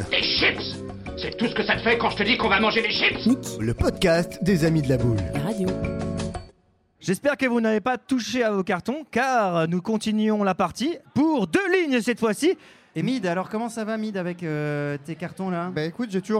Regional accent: Lille, Hauts-de-France, France; born there; Oui, je suis né à Lille. tout à fait.

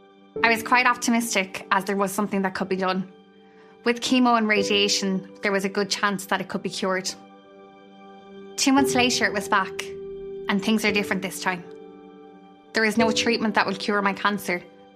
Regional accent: County Clare, Munster, Ireland; I'm 25 and I'm from Clare.

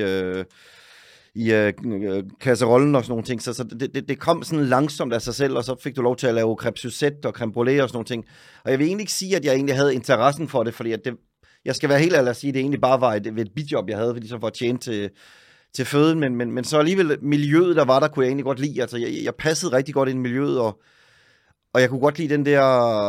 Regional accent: Søllested, Zealand, Denmark; moved away as an adult; now in Oslo, Norway; Jeg er fra Søllested

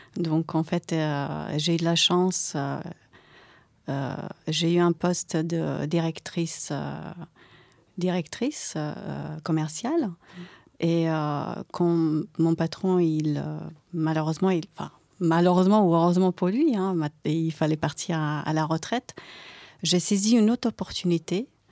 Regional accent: Croatia; French is a second language; moved away as an adult; now in France; j'habitais en Croatie. Donc, euh, à 18 ans, je suis arrivée en France grâce à une famille d'accueil

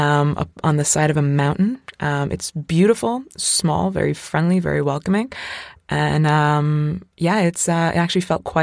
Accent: Tralee, County Kerry, Ireland; It is actually in my hometown. Yes, it is. Yes, we're Tralee is the capital

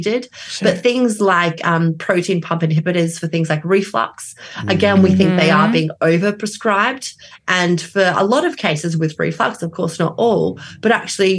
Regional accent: Australia; now in London, United Kingdom; I am Australian

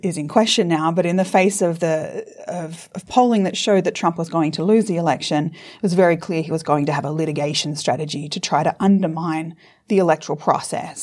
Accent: Australia; moved away as an adult; also born or lived in United States; I'm despite my accent, also a U S citizen, so I'm a dual citizen. So I've lived in the U S for about fifteen years, and I've only recently back to Australia.

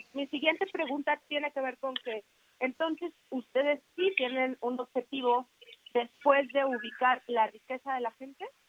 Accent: Mexico; como mexicanos

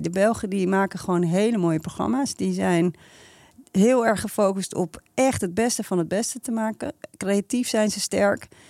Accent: Netherlands; als Nederlanders

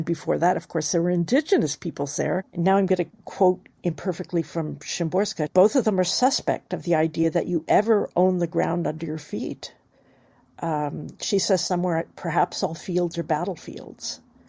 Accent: California, United States; I grew up in California

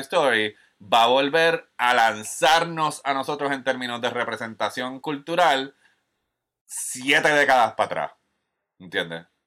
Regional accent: Puerto Rico; yo como puertorriqueño que ama el cine

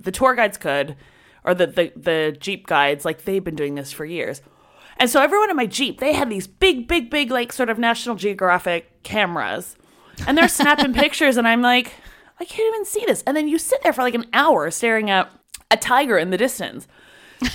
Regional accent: Canada; I'm from Canada.

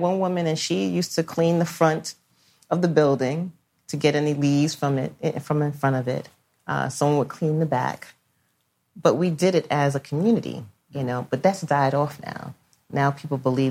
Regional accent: New York City, New York, United States; I grew up in Brooklyn

